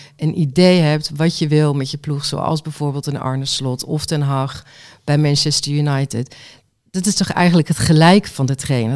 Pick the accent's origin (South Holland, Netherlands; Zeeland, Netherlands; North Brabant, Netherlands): North Brabant, Netherlands; Waalwijk; ik kom uit Waalwijk